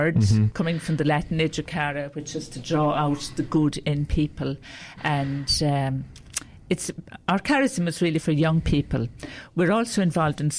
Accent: County Clare, Munster, Ireland; moved away as an adult; also born or lived in Finglas, Dublin; now in Limerick, Ireland; I come from County Clare, the Banner County.

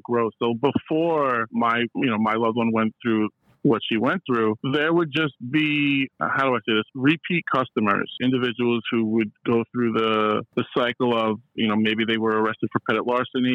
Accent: Hudson Valley, New York, United States; moved away as an adult; now in Brooklyn, United States; I'm from the Hudson Valley. When I was around 20 years old, I moved to Brooklyn

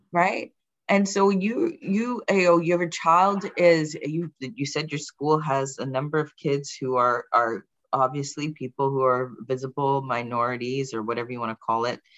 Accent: Brampton, Ontario, Canada; also born or lived in England; I did immigrate from England in in 1980, moving to okay. Brampton. I was very young

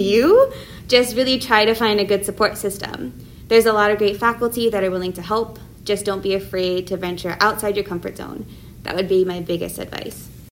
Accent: Oahu, Hawaii, United States; also born or lived in San Diego; I was born here on Oahu and graduated from Kamehameha High School in 2014

